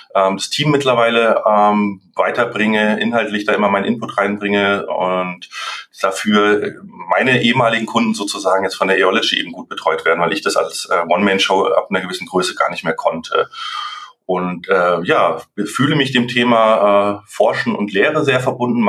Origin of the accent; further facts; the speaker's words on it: Munich, Bavaria, Germany; moved away as an adult; now in Franconia, Germany; ich bin ursprünglich aus München, aber jetzt seit sechs Jahren im schönen äh, ja, Franken gelandet